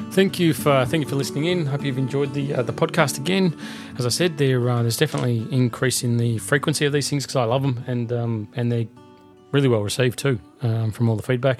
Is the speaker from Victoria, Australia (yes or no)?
yes; Melbourne, Victoria, Australia; my hometown of Melbourne